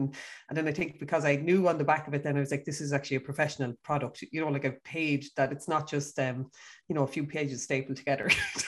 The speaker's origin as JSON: {"language": "English", "area": "County Kildare", "region": "Leinster", "country": "Ireland", "said": "So I am from County Kildare."}